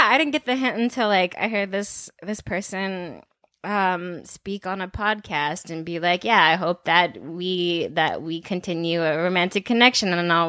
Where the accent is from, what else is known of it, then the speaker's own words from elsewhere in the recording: the Bay Area, California, United States; I'm from the Bay.